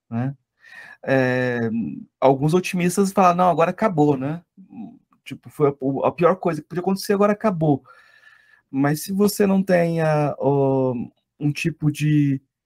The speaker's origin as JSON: {"language": "Portuguese", "region": "Goiás", "country": "Brazil", "said": "eu sou de Goiás"}